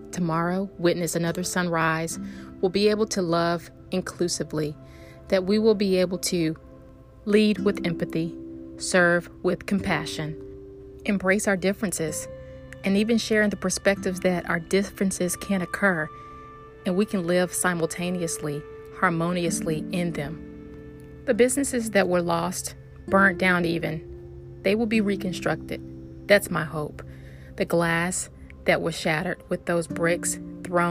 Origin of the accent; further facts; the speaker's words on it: the South, United States; accent: southern; My accent, southern.